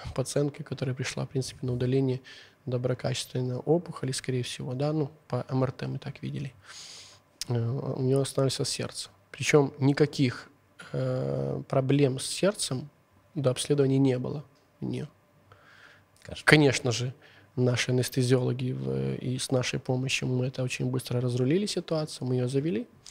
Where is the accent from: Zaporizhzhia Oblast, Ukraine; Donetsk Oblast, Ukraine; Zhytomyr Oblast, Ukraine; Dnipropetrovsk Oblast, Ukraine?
Zhytomyr Oblast, Ukraine; Zhytomyr; accent: Zhytomyr; Russian is a second language; я переживаю за свой какой-то сейчас житомирский акцент